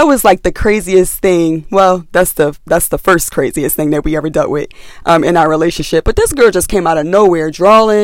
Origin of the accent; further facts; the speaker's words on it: Philadelphia, Pennsylvania, United States; I was from West Philly